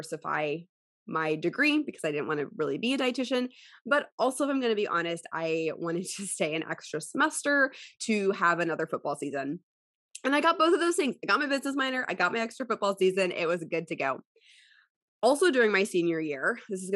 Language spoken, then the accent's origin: English; Houston, Texas, United States; also born or lived in College Station; Houston, which is my hometown